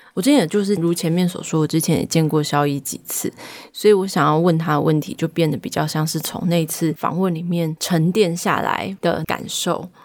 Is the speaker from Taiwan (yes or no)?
yes; Taichung, Taiwan; 我的家乡在台中，我们家乡人有时候讲台语的时候，外地人会说，哦，你们讲台语有一种愧靠